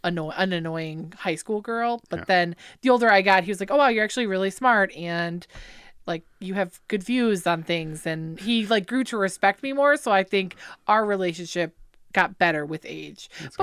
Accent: Lake Orion, Michigan, United States; Born and raised. My mom actually was born and raised in Lake Orion.

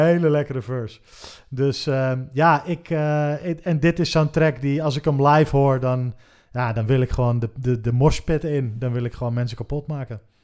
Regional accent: Haarlem, North Holland, Netherlands; wij komen alle drie uit Haarlem

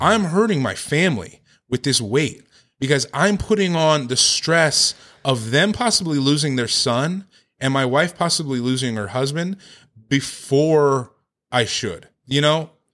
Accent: Victorville, California, United States; also born or lived in Orange County; I grew up in Victorville, Hesperia area, um, the high desert

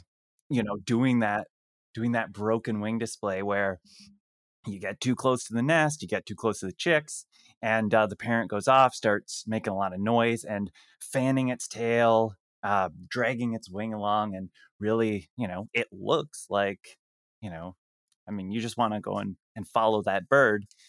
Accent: Canada; I'm Canadian

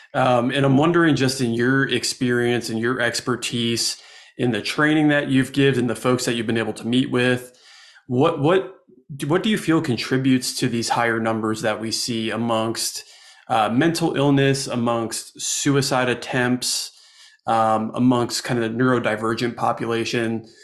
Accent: New Jersey, United States; now in Asheville, United States; Growing up in New Jersey

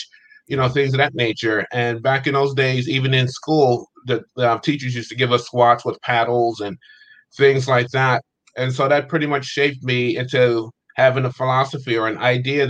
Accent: Steubenville, Ohio, United States; moved away as an adult; also born or lived in California; I was born in a small town in Ohio called Steubenville. I was there until the age of 18, and then I came out to California from that point forward

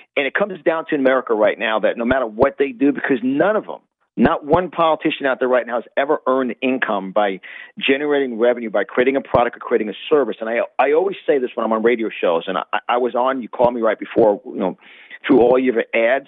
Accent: New York, United States; moved away as an adult; now in Florida, United States; as you hear from my accent, I'm born and raised in New York, and I live in Florida now.

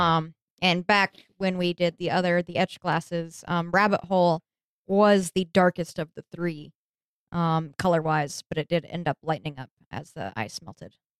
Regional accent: the West, United States; I'm from the West

